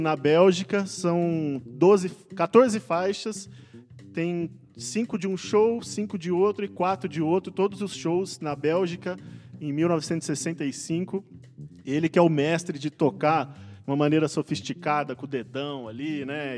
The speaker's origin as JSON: {"language": "Portuguese", "country": "Brazil", "tie": "born or raised there", "moved": "yes", "lives_now": "São Paulo, Brazil", "said": "pro interior, visitei Manhinha. E lá, né, casa onde eu cresci"}